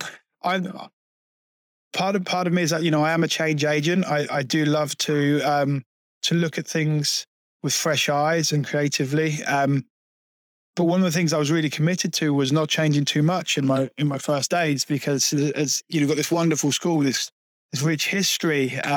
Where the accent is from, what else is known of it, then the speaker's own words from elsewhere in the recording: Peterborough, East of England, United Kingdom; my hometown. I'm from Peterborough originally, in Cambridgeshire. When I moved to Peterborough in 1990